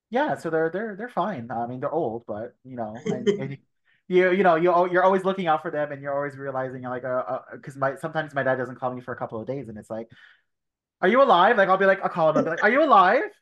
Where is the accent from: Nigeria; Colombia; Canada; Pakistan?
Canada; Toronto, Ontario; Yes, my parents are Italian. Uh, I was born here in Toronto, um, first generation. I have one brother. He's older. Uh, yeah, and um, we've lived in Scarborough all of our lives. I still live in Scarborough now.